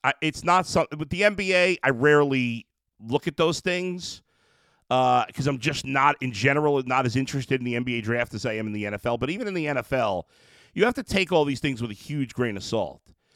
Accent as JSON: {"language": "English", "region": "New York", "country": "United States", "tie": "born or raised there", "said": "I grew up in New York."}